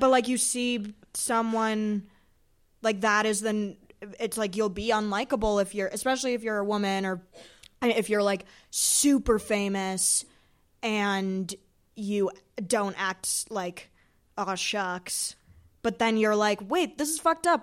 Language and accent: English; Chicago, Illinois, United States; we're both from Chicago, and I was friends with his son, uh, growing up